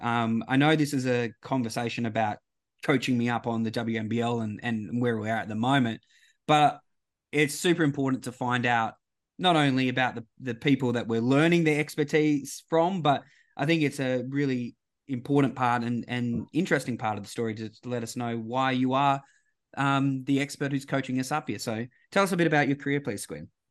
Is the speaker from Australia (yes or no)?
yes; Western Australia, Australia; my own state